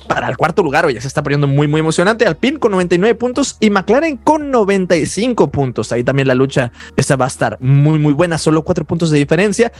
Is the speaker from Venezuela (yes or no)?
no; Mexico; como mexicanos